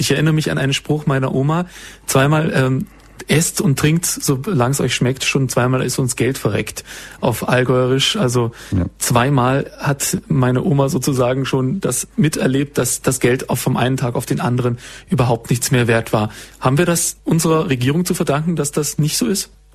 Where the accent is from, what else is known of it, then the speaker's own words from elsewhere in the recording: Swabia, Baden-Württemberg, Germany; Also ich bin Schwabe